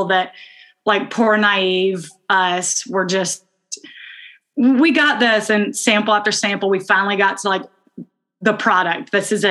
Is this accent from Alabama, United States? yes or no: yes; Birmingham, Alabama, United States; moved away as an adult; we are identical twins. We're from Birmingham, Alabama